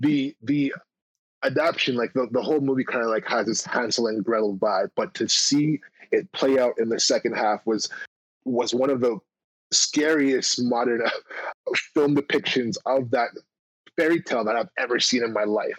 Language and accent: English; Toronto, Ontario, Canada; That's right, my hometown.